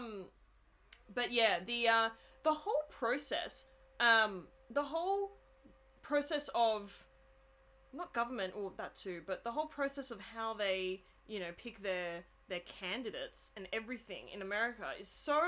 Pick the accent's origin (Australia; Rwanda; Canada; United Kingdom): Australia; I'm Australian